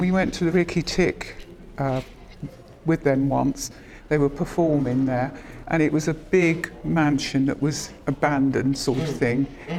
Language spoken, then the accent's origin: English; Reading, South East England, United Kingdom; And I've been born and bred in Reading.